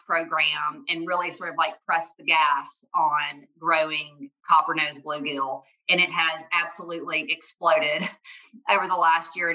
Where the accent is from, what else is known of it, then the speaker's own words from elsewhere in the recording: Montgomery, Alabama, United States; also born or lived in Huntsville, Alabama; I grew up in South Alabama in Montgomery. That's where I'm from.